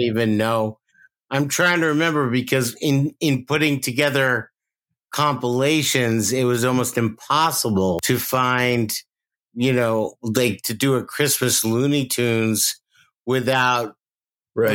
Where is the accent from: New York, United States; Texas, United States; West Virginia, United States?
New York, United States; now in Los Angeles, United States; growing up in New York